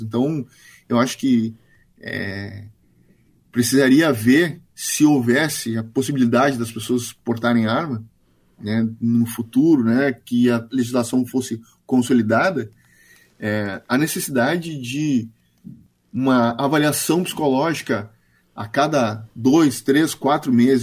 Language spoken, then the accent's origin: Portuguese; Brazil